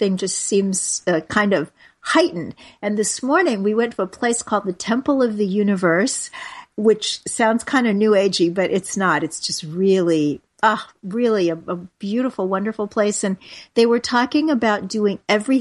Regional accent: Kansas City, Missouri, United States; now in New York, United States; Kansas City, my hometown

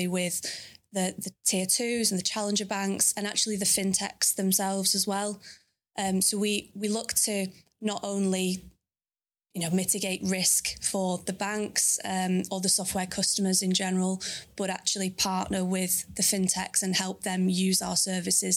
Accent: Manchester, North West England, United Kingdom; I'm from Manchester, so that's where I live currently

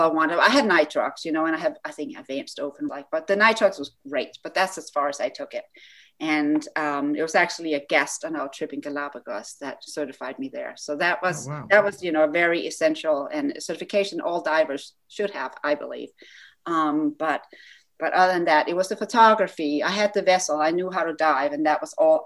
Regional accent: Denmark; moved away as an adult; now in United States; I grew up in Denmark

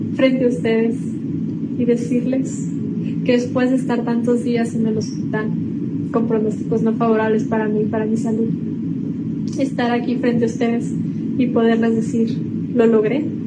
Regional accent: Mexico

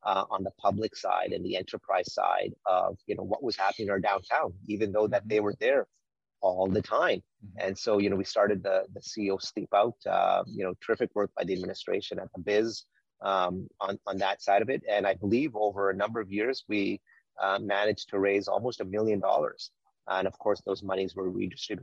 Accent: Winnipeg, Manitoba, Canada; I grew up in on Winnipeg Avenue and on McDermott. We used to have a small family restaurant there called India Gardens.

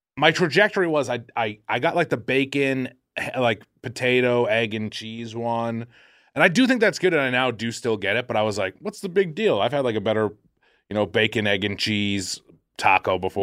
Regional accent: Boston, Massachusetts, United States; moved away; I talk like a fool 'cause I'm from Boston

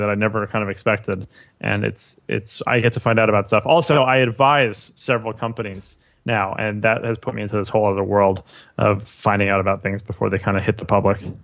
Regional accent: New York City, New York, United States; I grew up in New York City my, my whole life.

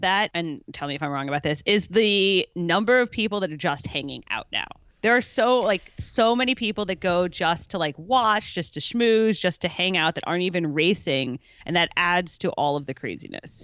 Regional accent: Chicago, Illinois, United States; moved away as an adult; also born or lived in Kentucky; now in San Francisco area, United States; I was born in Kentucky, grew up in Chicago

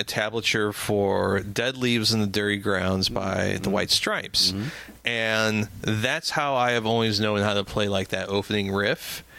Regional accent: St. Louis, Missouri, United States; I grew up in North County, St. Louis, and North St. Louis County

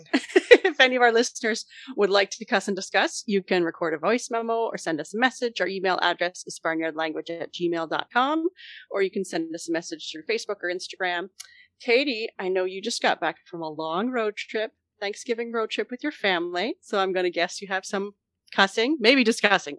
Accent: Canada; as the Canadian co-host

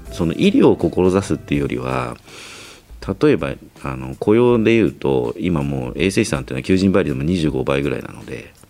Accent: Tokyo, Japan; also born or lived in Chiba; 東京生まれ、東京育ち

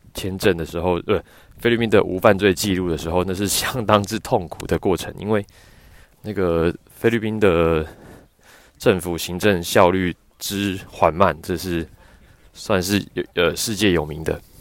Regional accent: Taiwan; moved away as an adult; now in Victoria, Canada; 因为我觉得加拿大人的皮肤好像跟我们台湾人的皮肤构造不太一样

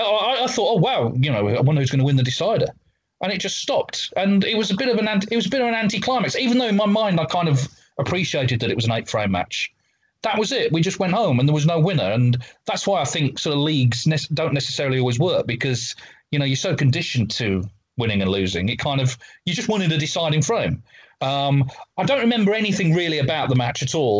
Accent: Walsall, West Midlands, United Kingdom; I grew up in Walsall in the West Midlands in England

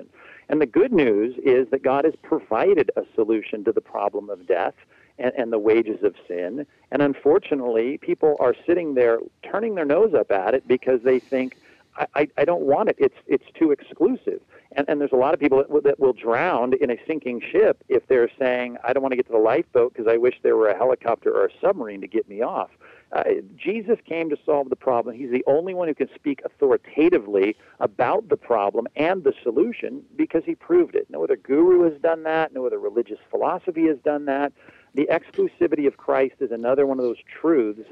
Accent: Long Beach, California, United States; when I was growing up in SoCal, here, sunny SoCal, my wife and I grew up in Long Beach

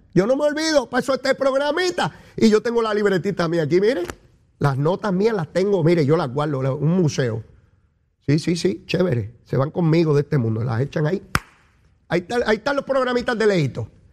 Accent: Puerto Rico; Nosotros somos bravos, somos boricuas.

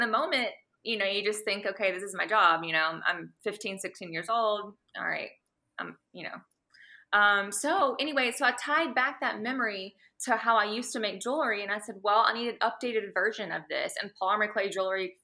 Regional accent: Mississippi, United States; moved away as an adult; now in Texas, United States; I am from Mississippi originally, but I moved to Texas for a job and for extra training and ended up staying.

